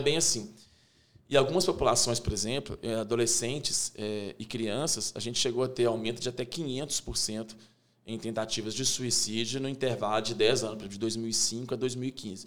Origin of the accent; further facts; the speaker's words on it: interior of Minas Gerais, Brazil; moved away as an adult; now in Belo Horizonte, Brazil; Sou do interior de Minas, né? Vim para Belo Horizonte em 98